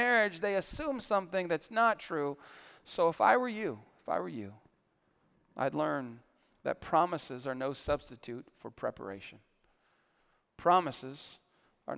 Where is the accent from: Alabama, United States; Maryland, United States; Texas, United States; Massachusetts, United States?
Texas, United States; San Antonio; I grew up in San Antonio